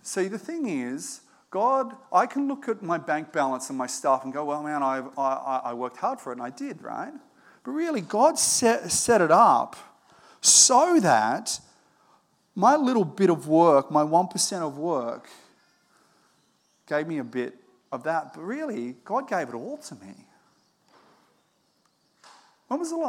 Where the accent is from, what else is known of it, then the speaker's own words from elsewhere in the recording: Australia; I was born in Australia